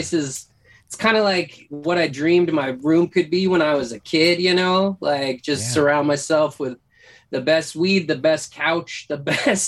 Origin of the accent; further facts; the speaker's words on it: North Idaho, United States; moved away; also born or lived in Washington; I grew up in North Idaho